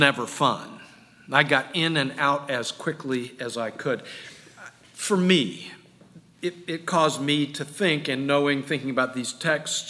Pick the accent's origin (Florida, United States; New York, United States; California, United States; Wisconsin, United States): Florida, United States; Jacksonville; moved away; still living in the house I grew up in Jacksonville